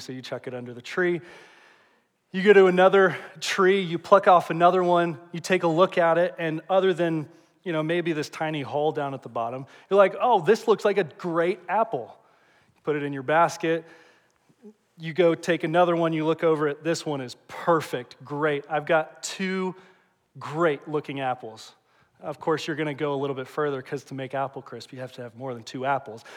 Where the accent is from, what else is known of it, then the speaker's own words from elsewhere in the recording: Indianapolis, Indiana, United States; also born or lived in Evansville, Indiana; I grew up here in Indianapolis